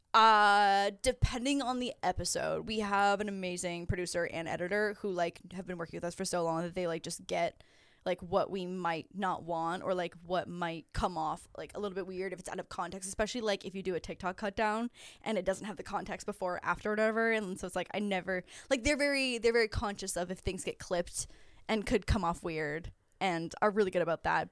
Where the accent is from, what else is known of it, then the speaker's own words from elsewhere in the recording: between Niagara Falls and Toronto, Ontario, Canada; moved away as an adult; now in Los Angeles, United States; I'm from actually just outside of Niagara Falls. So I'm between, my hometown is, like, between Niagara Falls and Toronto, and then I went to University of Toronto